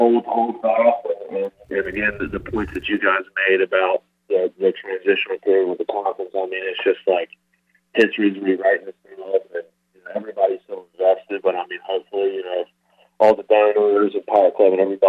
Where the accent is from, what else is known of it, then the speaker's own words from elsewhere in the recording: Currituck County, North Carolina, United States; now in Virginia Beach, United States; in Virginia Beach now, but I'm from Currituck County, North Carolina